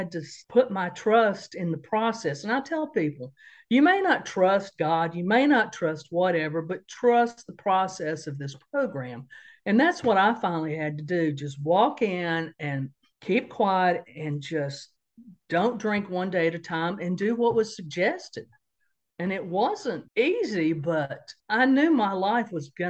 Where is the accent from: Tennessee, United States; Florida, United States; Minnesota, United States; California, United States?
Tennessee, United States; Johnson City; moved away as an adult; now in Raleigh, United States; I grew up in Johnson City, Tennessee